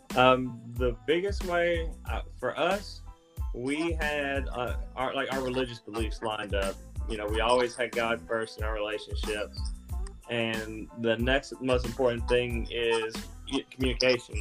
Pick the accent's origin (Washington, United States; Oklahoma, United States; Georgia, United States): Georgia, United States; Columbus; Columbus, Georgia.